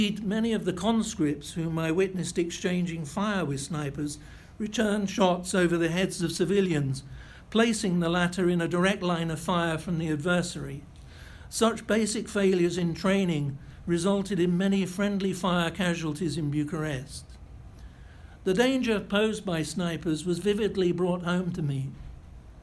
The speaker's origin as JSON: {"language": "English", "country": "United Kingdom", "said": "I was British"}